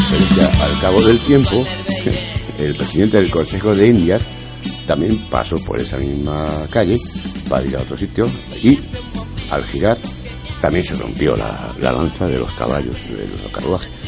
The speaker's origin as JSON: {"language": "Spanish", "town": "Madrid", "region": "Community of Madrid", "country": "Spain", "said": "pues aprender un poquito de, de nuestro Madrid, que, poco a poco pues, somos madrileños y ya mayorcitos"}